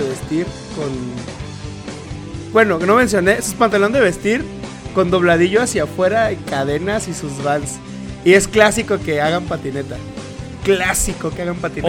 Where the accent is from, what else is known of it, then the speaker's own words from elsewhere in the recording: Tabasco, Mexico; moved away; nosotros somos de Tabasco. Bueno, no vivimos allá